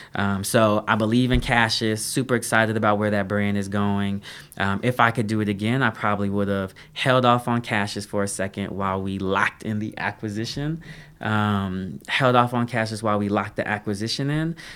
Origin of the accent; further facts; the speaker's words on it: Denver, Colorado, United States; moved away as an adult; also born or lived in Duke University, North Carolina; I grew up in, born and raised in Denver, Colorado